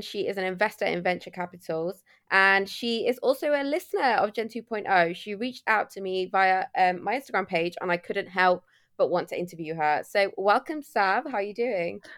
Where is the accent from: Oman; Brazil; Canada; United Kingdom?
United Kingdom; Manchester, North West England; also born or lived in Patna, Bihar, India; I'm a northerner, so I do know the north